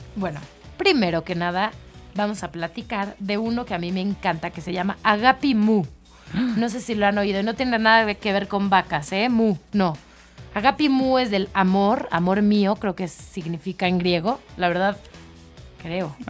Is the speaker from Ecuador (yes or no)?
no; Mexico; yo que soy mexicana